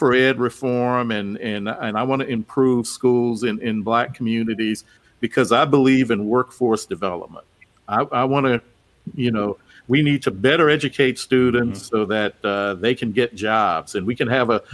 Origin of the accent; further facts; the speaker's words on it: Opelousas, Louisiana, United States; moved away; My hometown of Opelousas is not that great, and I've never had a desire to go back and live there.